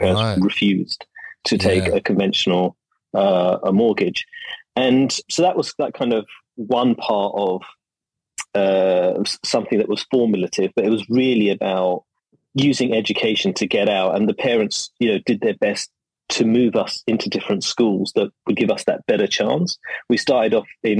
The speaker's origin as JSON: {"language": "English", "region": "London", "country": "United Kingdom", "tie": "born or raised there", "also_born_or_lived": "Zaria, Nigeria", "moved": "yes", "lives_now": "Malaysia", "said": "I grew up in East London when it was far less bohemian"}